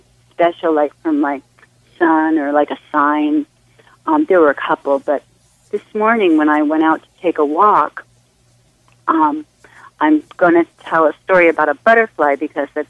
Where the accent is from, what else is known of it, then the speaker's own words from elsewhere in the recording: Hawaii, United States; I'm from Hawaii